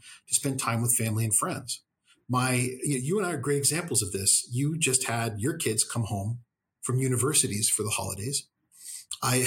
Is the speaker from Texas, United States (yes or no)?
yes; Texas, United States; those old church ladies I grew up with in Texas